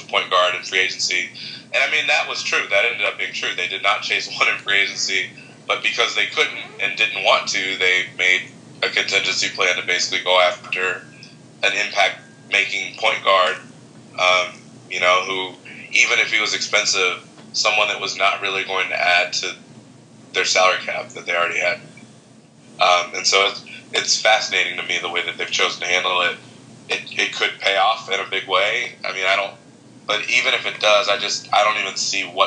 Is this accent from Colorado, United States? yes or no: no; Chicago, Illinois, United States; I'm from Chicago